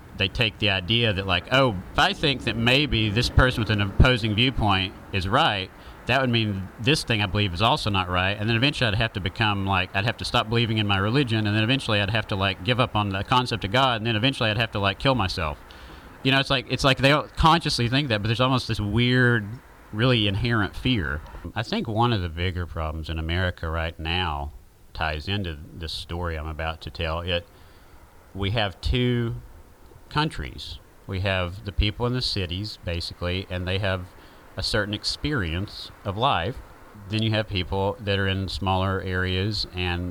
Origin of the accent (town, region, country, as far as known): the South, Southern United States, United States; accent: southern